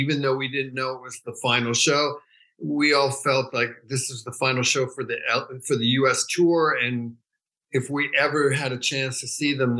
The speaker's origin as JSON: {"language": "English", "town": "New York City", "region": "New York", "country": "United States", "tie": "born or raised there", "also_born_or_lived": "San Francisco / Northern California", "moved": "as an adult", "lives_now": "Los Angeles, United States", "said": "I grew up in New York City. And then in 71, I moved to Northern California"}